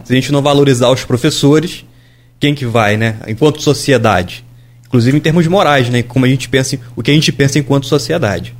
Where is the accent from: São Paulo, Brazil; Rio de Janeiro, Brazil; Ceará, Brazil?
Rio de Janeiro, Brazil; Bom Jesus do Itabapoana; Bom Jesus, Tabapana é minha cidade natal